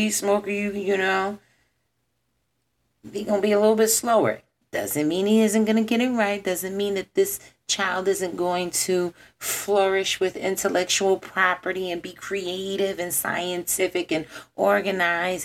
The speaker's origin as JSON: {"language": "English", "town": "Philadelphia", "region": "Pennsylvania", "country": "United States", "tie": "born or raised there", "said": "I am born, raised, lived, you know, in this city"}